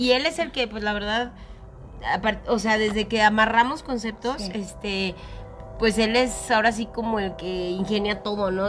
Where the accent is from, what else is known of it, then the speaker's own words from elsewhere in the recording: Aguascalientes, Mexico; somos de aquí de Agüitas